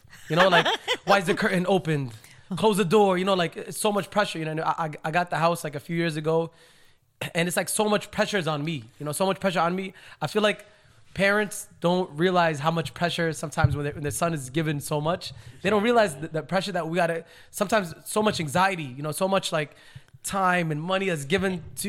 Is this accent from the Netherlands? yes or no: no; Yemen; moved away; where I came from Yemen, they're very like, very strict. It's very like, old school, you know, very old school. The weddings are separated, men, women.